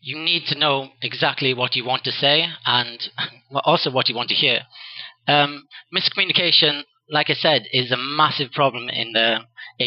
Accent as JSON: {"language": "English", "region": "Wales", "country": "United Kingdom", "also_born_or_lived": "Andalusia, Spain", "accent": "British", "moved": "as an adult", "lives_now": "Spain", "said": "it's a British accent, but I'm the Welsh part of Britain. Because, a lot of people say the British accent, they think England, but no, I'm actually from the other country"}